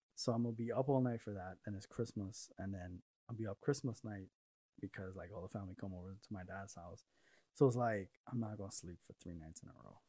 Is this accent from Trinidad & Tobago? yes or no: yes; Trinidad & Tobago; also born or lived in New York; now in Arizona, United States; I grew up in Trinidad with my mom's side of the family, and I didn't want to move to New York